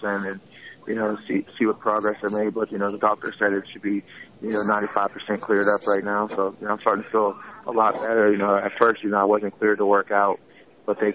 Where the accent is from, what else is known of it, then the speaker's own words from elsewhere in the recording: Pittsburgh, Pennsylvania, United States; I grew up in Pittsburgh